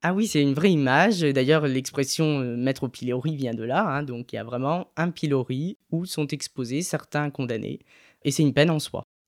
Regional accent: Ardennes, Grand Est, France; also born or lived in Reims; je suis originaire de, des Ardennes, à côté de Reims

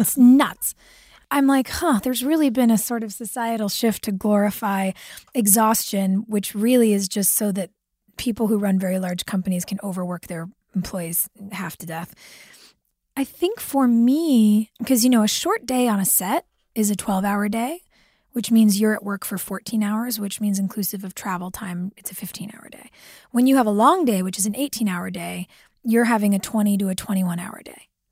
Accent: California, United States; as a child growing up in California

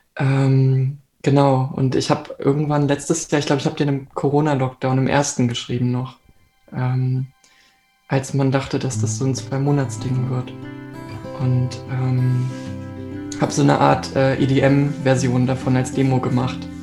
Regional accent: Hanover, Lower Saxony, Germany; now in Hamburg, Germany; in meiner Heimat in Hannover, das ist so ungefähr der Kreis, aus dem ich komme

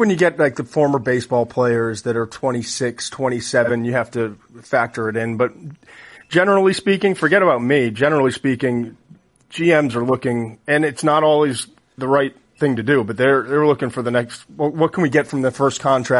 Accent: Boston, Massachusetts, United States; I'm from Boston, the Boston area

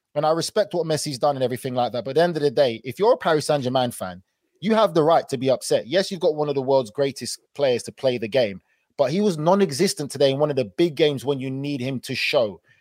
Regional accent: England, United Kingdom; moved away as an adult; now in United States; I'm English

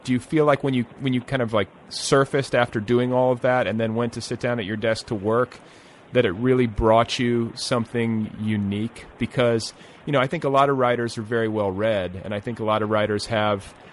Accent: Indiana, United States; moved away as an adult; also born or lived in Colorado; I was from Indiana

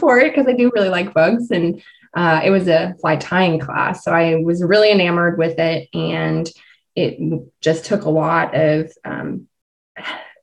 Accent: Idaho, United States; moved away; also born or lived in Southeast US; I was born and raised in Idaho.

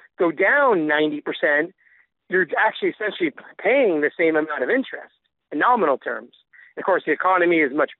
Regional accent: Canada; I'm Canadian.

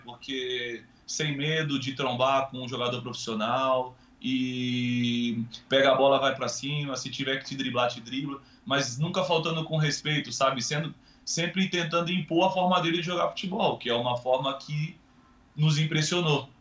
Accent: Brazil; nós brasileiros

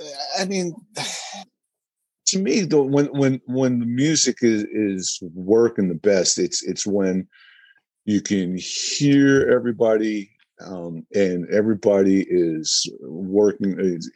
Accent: New Jersey, United States; just growing up in New Jersey and being musicians.

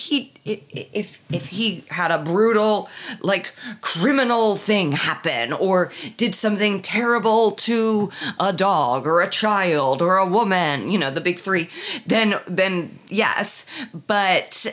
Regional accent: Middle America, Midwest, United States; I'm from Middle America

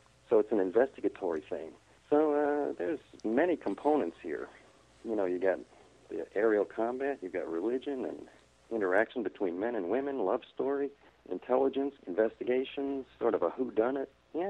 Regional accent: Chicago, Illinois, United States; I was raised as a Roman Catholic, and I even attended Catholic school where I grew up in Chicago.

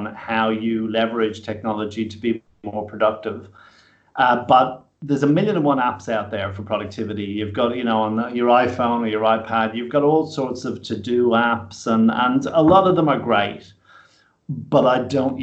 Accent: Ireland; moved away as an adult; now in Australia; when I came to Australia, as I say, it was in my mid-20s, I kind of felt like I came home. Australia was immediately a really good fit for me. And though I'm fiercely Irish

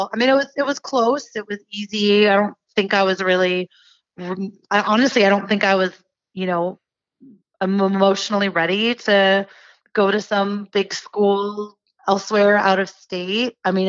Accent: California, United States; also born or lived in Santa Monica / Fresno; So I was born in Santa Monica, California. And kind of, we were there for a few years, and then I was in the Central Valley of California, like Fresno, for a little bit of my childhood. And then we moved up to the Bay Area for basically high school.

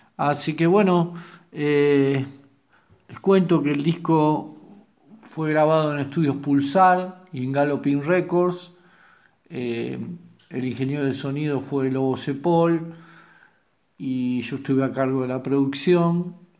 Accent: Temperley, Buenos Aires Province, Argentina; soy músico de Temperley, aunque viví muchos años en Capital.

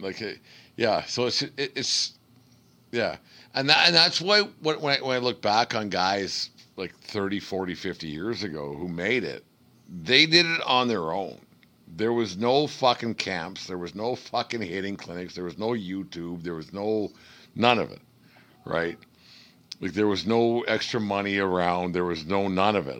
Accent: Canada; as a Canadian

